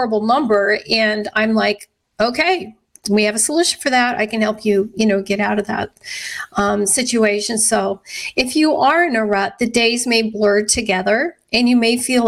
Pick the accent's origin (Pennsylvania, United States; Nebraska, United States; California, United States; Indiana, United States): Nebraska, United States; Scottsbluff; I grew up in Western Nebraska in Scotts Bluff